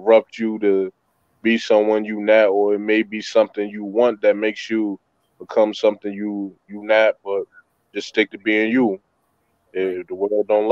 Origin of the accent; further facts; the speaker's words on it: Newport News, Virginia, United States; moved away; also born or lived in Brooklyn, New York; I was born in Newport News, Virginia. Raised there, but I was also raised in Brooklyn, New York